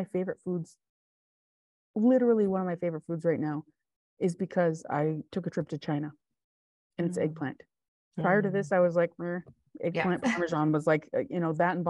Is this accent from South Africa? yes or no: no; West Coast, Canada; moved away; I'm still a West Coast kid. I was born in the West Coast.